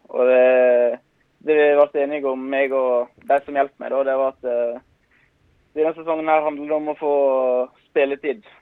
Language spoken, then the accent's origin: Norwegian; Innvik, Vestland, Norway; moved away; also born or lived in Stavanger; Jeg hadde jo, når jeg flytta fra Innvik til Stavanger, så hadde jeg jo som mål at jeg skulle, skulle spille meg inn på A-laget til Viking.